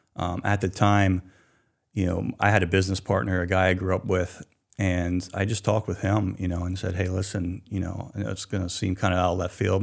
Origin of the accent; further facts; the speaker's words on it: Hanover, Pennsylvania, United States; also born or lived in Northern California / Annapolis, Maryland; now in Maine, United States; I myself grew up in southern Pennsylvania, uh, right on the Mason-Dixon line in a small town called Hanover, Pennsylvania.